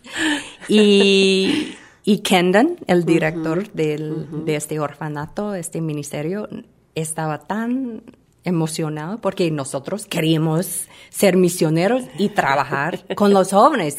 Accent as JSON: {"language": "Spanish", "town": "Chicago", "region": "Illinois", "country": "United States", "tie": "born or raised there", "also_born_or_lived": "Fort Myers, Florida", "moved": "as an adult", "said": "yo crecí en Chicago"}